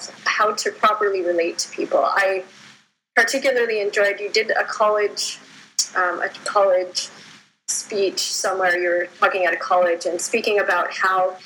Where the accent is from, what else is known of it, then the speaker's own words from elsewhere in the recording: Calgary, Alberta, Canada; I'm actually from Calgary, Alberta, Canada